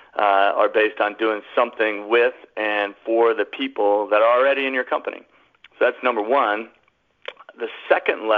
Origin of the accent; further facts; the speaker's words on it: Colorado, United States; moved away as an adult; I moved back to my home state of Colorado